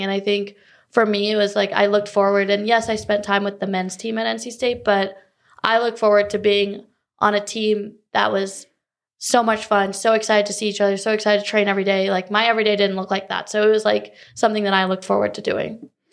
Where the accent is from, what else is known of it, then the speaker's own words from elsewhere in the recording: Cary, North Carolina, United States; also born or lived in Chicago, Illinois; now in Charlotte, United States; I was born actually right outside Chicago, but I grew up in Cary, Raleigh, you know, the Triangle area